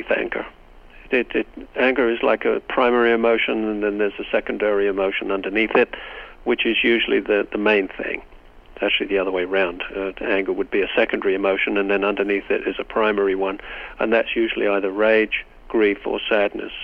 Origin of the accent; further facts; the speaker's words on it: England, United Kingdom; now in United States; I come from Great Britain